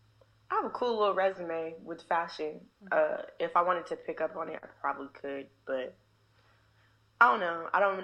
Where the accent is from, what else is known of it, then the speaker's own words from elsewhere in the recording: Oakland, California, United States; moved away as an adult; now in North Carolina, United States; I'm from Oakland. Yeah, I'm from East Oakland